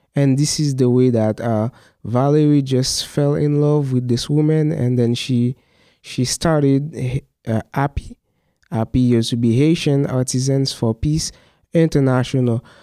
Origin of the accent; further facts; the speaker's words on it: Mizak, Haiti; I'm from Mizak. Mizak is, uh, a small town. It is about three hours from Port-au-Prince. So this is where I grew up.